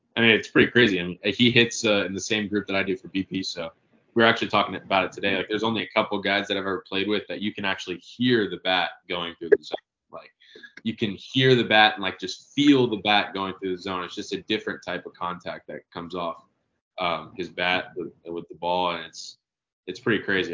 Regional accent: Marietta, Georgia, United States; moved away as an adult; also born or lived in Conway, South Carolina; now in Gainesville, United States; I'm from Marietta. Um, luckily had a, a, lot of really good coaches uh, in the area growing up

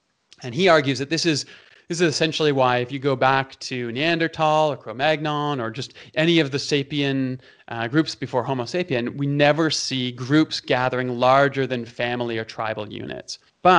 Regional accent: Toronto, Ontario, Canada; also born or lived in Calgary; in Canada, you have Leafs fans and you have Flames fans. I'm from Toronto and Calgary, right?

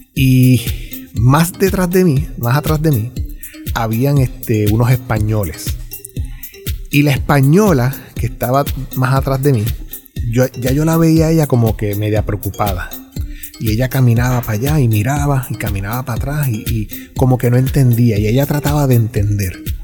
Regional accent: Puerto Rico; Como ciudadano americano, pero puertorriqueño

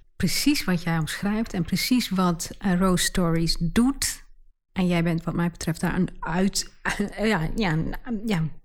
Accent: Enschede, Overijssel, Netherlands; accent: Twents; ik, ben geboren en getogen in Enschede. Daar komen wij vandaan

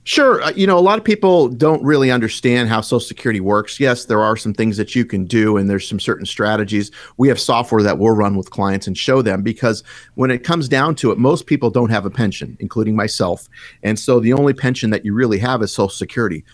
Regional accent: Tucson, Arizona, United States; I grew up in the lovely town of Tucson, Arizona.

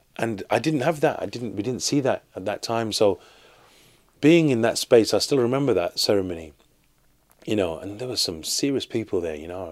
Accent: Birmingham, West Midlands, United Kingdom; I'm born and raised in Birmingham, in the U K

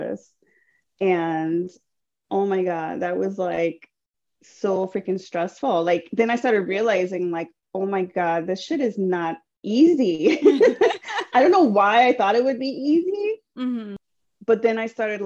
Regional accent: Chicago, Illinois, United States; So I'm born and raised from Chicago, or in Chicago, originally from the North Side.

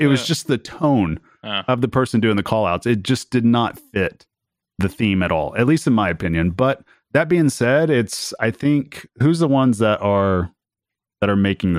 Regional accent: Oklahoma, United States; I'm from Oklahoma.

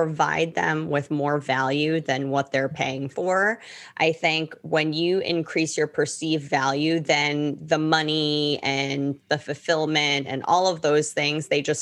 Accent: New York, United States; moved away as an adult; now in Miami, United States; I'm based out of Miami. I'm originally from New York, but I've been in Miami for almost 16 years.

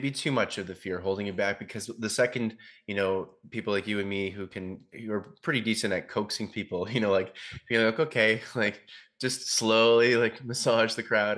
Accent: Ontario, Canada; moved away as an adult; I'm going back to my hometown back in Ontario for about a month

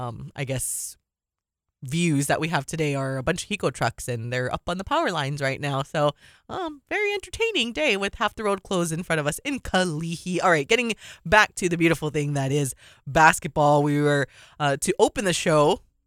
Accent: Waipahu, Hawaii, United States; also born or lived in Mililani; I'm from Waipahu

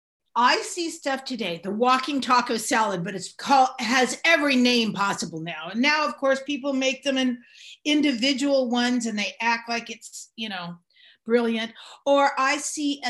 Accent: San Francisco, California, United States; also born or lived in Marin County, California; I grew up in San Francisco. I grew up in Marin

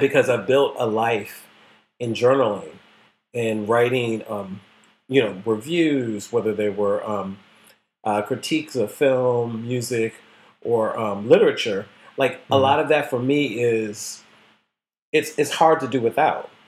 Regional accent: the North, United States; I grew up in the North

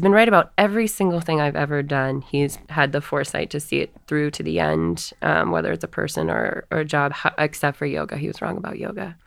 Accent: Northeast, United States; our Catholic church growing up in the Northeast

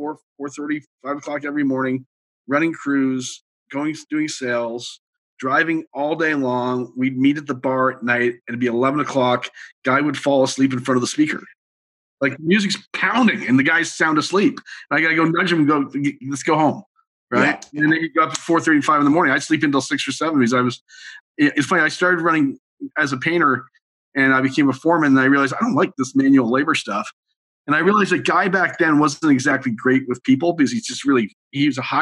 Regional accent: Montreal, Quebec, Canada; I grew up in Montreal

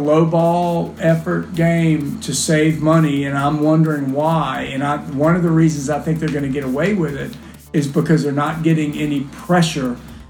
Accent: the South, United States; from the South, and my life here is better than yours.

